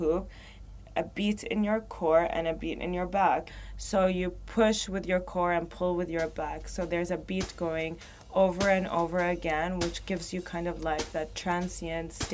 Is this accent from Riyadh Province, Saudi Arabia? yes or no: yes; Riyadh, Riyadh Province, Saudi Arabia; also born or lived in Baghdad, Iraq; now in Dubai, United Arab Emirates; I'm from Saudi, and I was born in Baghdad, grew up in Saudi, in Riyadh.